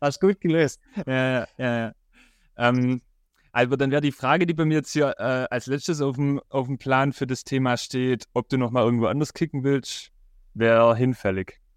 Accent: Rottenburg am Neckar, Baden-Württemberg, Germany; ich komme ja aus Rottenburg

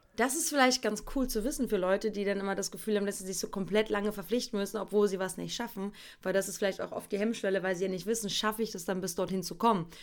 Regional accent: East Germany, Germany; Ich komme aus dem Osten

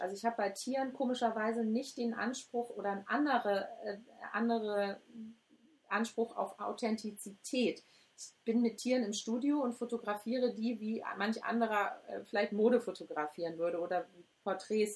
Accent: Hamburg, Germany; now in Cologne, Germany; ich bin gebürtige Hamburgerin und ich liebe Hamburg und ähm, das ist auch meine Heimat irgendwie

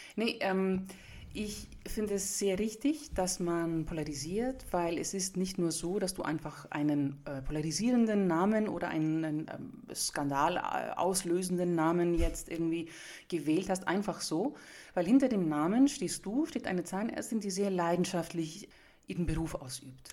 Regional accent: Nuremberg, Bavaria, Germany; ich komme aus Franken, ich bin Griechen, aber ich wurde ja in Nürnberg geboren, in Franken geboren.

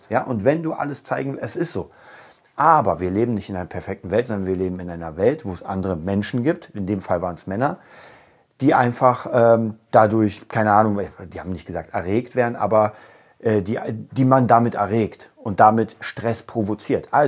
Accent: Berlin, Germany; ich komme aus Berlin, ich komme aus Berlin-Kreuzberg, ich habe da sehr, sehr, sehr lange gelebt.

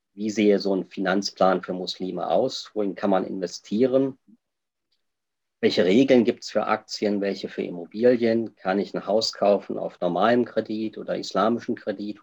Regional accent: Germany; moved away as an adult; also born or lived in Jeddah, Saudi Arabia; now in Switzerland

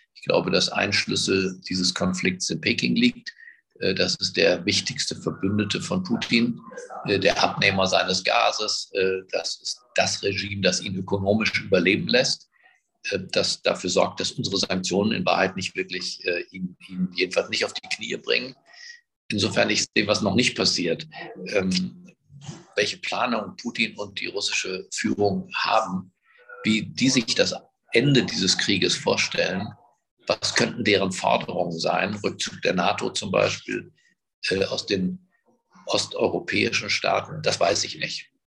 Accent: Berlin, Germany; ich bin halt in Berlin geboren, ich spreche auch kein Ungarisch

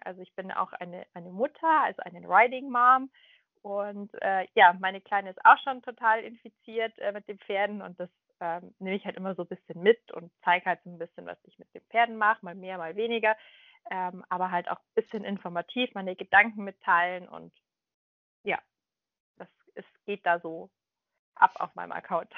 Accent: Munich, Bavaria, Germany; ich komme ja aus München

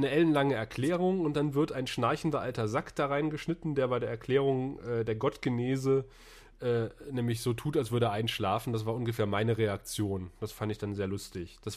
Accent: Northern Germany, Germany; Ich bin Norddeutscher, ich habe mit Karneval nichts am Hut.

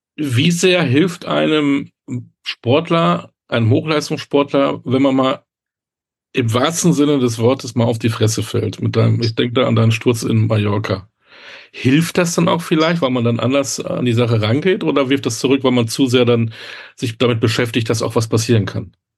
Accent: Münster, North Rhine-Westphalia, Germany; ich komme aus Münster, aus der Fahrradstadt

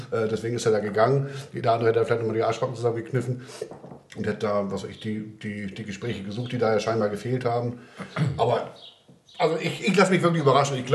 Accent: Schwäbisch Gmünd, Baden-Württemberg, Germany; born there; Ja, ich bin in Schwäbisch Gmünd geboren.

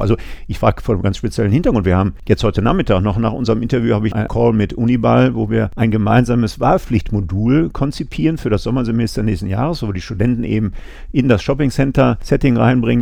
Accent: Essen, North Rhine-Westphalia, Germany; Ich bin Kind des Ruhrgebiets

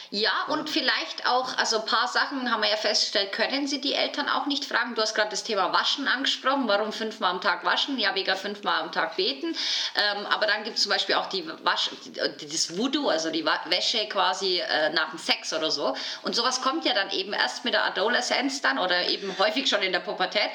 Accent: Bavaria, Germany; also ich komme ja aus Bayern

